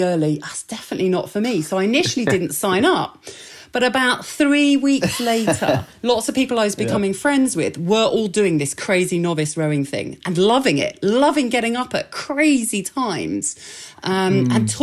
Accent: Essex, East of England, United Kingdom; where I grew up in Essex

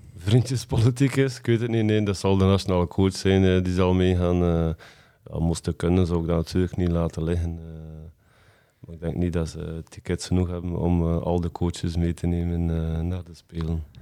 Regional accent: West Flanders, Belgium; wij als West-Vlaming

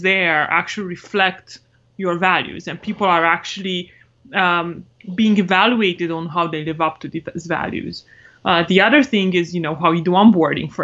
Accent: Romania; English is a second language; moved away as an adult; now in United States; I'm originally from Romania. Came to the States for college on a scholarship.

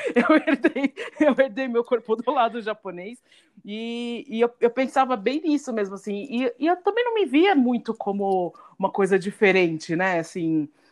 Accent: São Paulo, Brazil; como nós três somos de São Paulo

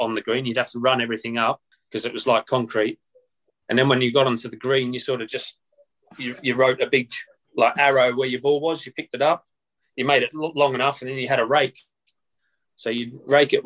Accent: Romsey, Victoria, Australia; I grew up about half an hour north of Melbourne Airport in a little town called Romsey

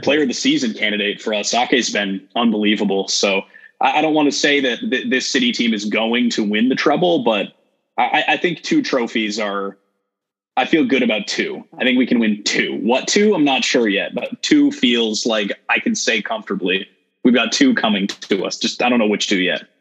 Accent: United States; as an American

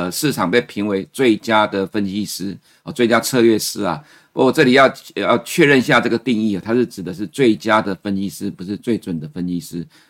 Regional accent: Taiwan; 其实美国人继续的花钱，我们台湾人才会有钱可以赚。

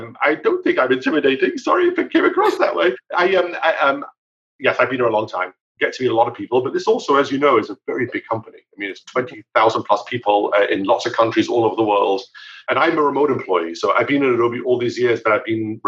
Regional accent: United Kingdom; now in United States; I grew up in the UK, as you can probably pick up from my accent.

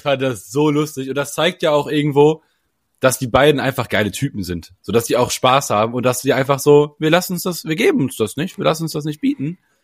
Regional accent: Germany; als Deutscher

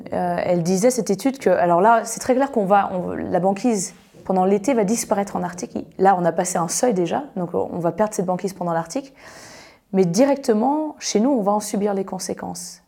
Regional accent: France; now in Annecy, France; chez nous en France

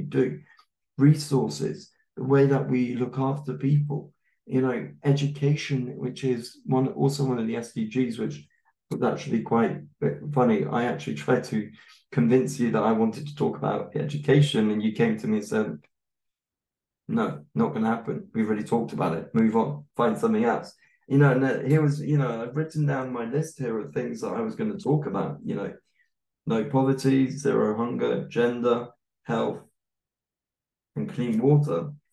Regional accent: United Kingdom; now in Germany; I'm a white British man

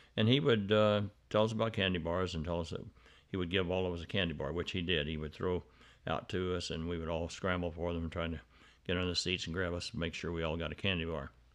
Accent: Arkansas, United States; my growing up in Arkansas

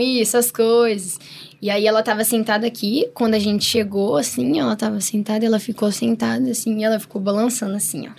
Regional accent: Paraná, Brazil; a gente é paranaense

